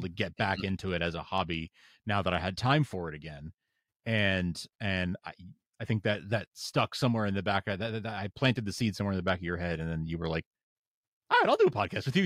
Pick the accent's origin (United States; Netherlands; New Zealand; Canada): United States; New York; moved away as an adult; now in Boston, United States; I moved uh from from New York where I'd been living my whole life and where I grew up I moved up to to Boston